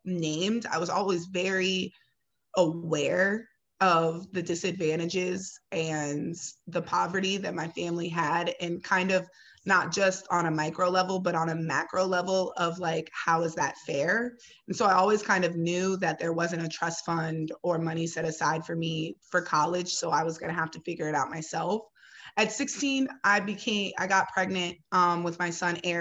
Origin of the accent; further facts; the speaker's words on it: Ohio, United States; now in Chicago, United States; I'm originally from Ohio